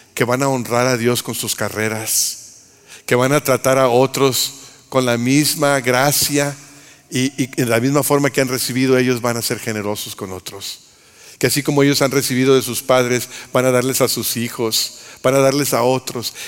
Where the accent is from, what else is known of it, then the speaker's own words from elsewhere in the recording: Monterrey, Nuevo León, Mexico; soy de Monterrey